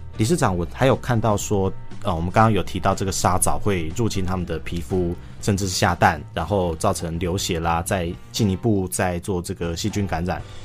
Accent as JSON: {"language": "Chinese", "country": "Taiwan", "said": "我们台湾人"}